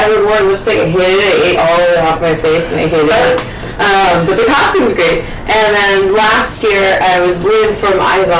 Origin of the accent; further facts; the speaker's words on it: the South, United States; I grew up in the South.